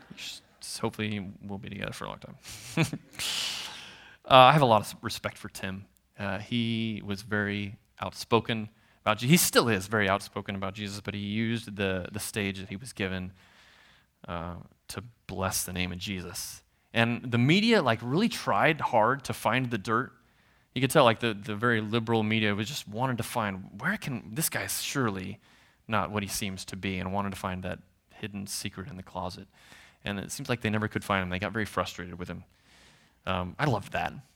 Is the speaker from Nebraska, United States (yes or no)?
yes; Nebraska, United States; I'm from Nebraska, so I'm a Husker fan